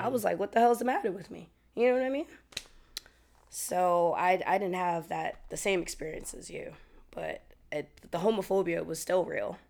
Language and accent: English; New York, United States; I'm from New York